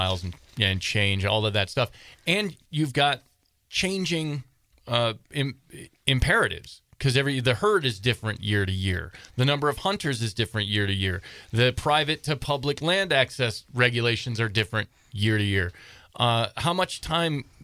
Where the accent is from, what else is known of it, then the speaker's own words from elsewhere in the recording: Michigan, United States; now in Montana, United States; I grew up in Michigan